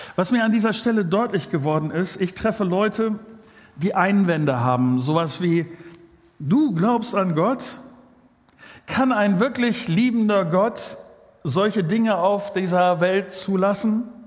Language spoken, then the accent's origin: German; Germany; wir sind ja als äh, Deutsche so eine Gesellschaft